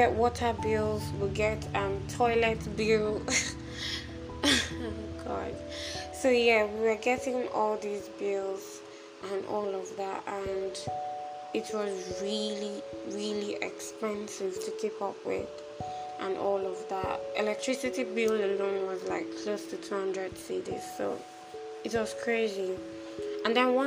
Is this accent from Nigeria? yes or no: yes; Nigeria; moved away as an adult; also born or lived in Accra, Ghana; I'm a Nigerian.